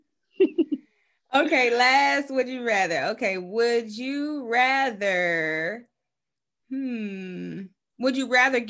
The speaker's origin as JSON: {"language": "English", "region": "Georgia", "country": "United States", "said": "I'm from Georgia"}